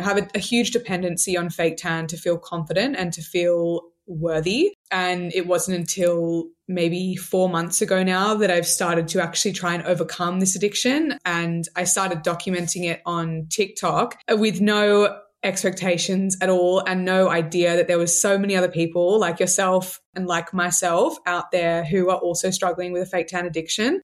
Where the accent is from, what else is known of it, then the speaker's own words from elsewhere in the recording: Sydney, New South Wales, Australia; I'm from Sydney, Australia. I'm twenty-seven. I grew up here